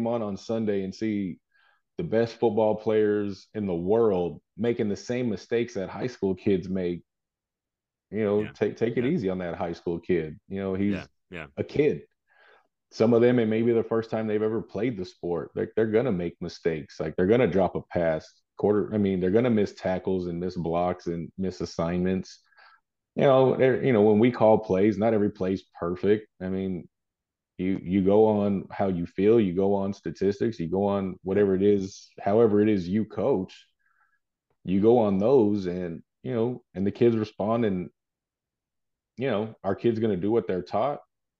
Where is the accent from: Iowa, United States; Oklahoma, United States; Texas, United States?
Texas, United States; people always ask me, are you from New York? No, I'm from Texas.